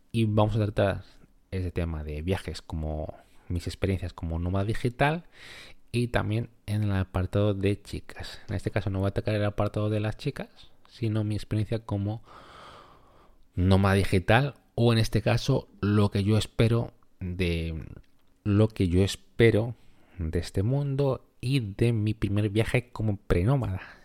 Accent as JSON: {"language": "Spanish", "country": "Peru", "moved": "yes", "said": "mi país de origen, que ya te adelanto, que es Perú."}